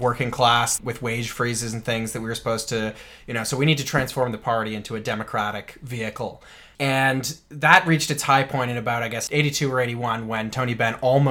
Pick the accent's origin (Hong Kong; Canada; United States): Canada; we are Canadian